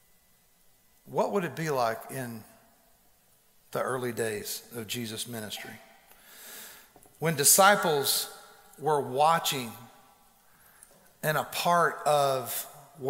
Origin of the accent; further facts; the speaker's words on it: Donelson, Tennessee, United States; also born or lived in Texas; I was born in Texas, raised in Donelson